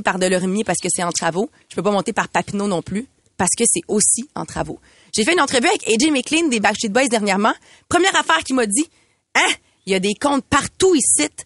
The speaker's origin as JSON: {"language": "French", "town": "Montreal", "region": "Quebec", "country": "Canada", "said": "J'habite en ville depuis de nombreuses années. Je suis une fière Montréalaise"}